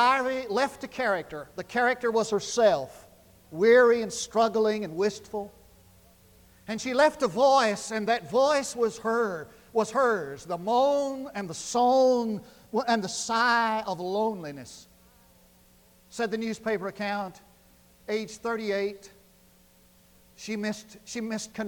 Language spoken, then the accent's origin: English; Munday, Texas, United States; I grew up in West Texas, 8 miles from town, the big city of Mundy.